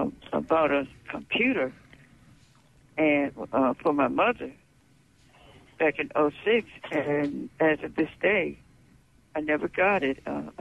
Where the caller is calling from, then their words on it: Port Gibson, Mississippi, United States; Yes, I'm calling from Port Gibson.